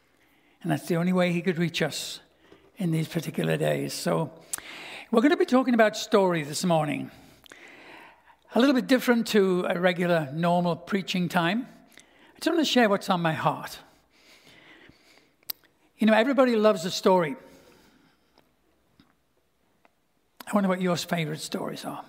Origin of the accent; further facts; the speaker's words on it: Liverpool, North West England, United Kingdom; moved away as an adult; also born or lived in Stouffville, Ontario, Canada; now in Canada; my hometown of Liverpool